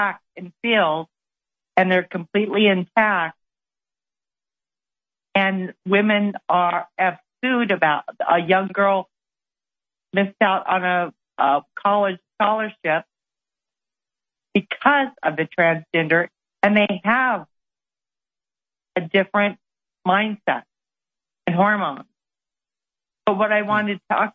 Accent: New Mexico, United States; I'm from New Mexico, four generations

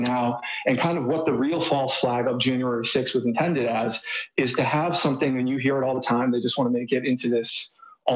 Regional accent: Boston, Massachusetts, United States; moved away as an adult; now in Austin, United States; I'm from the Northeast. I'm from the Boston area

